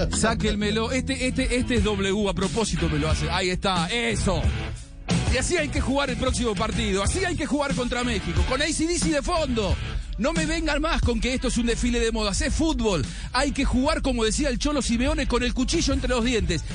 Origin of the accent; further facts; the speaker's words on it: Argentina; para hablarles como argentino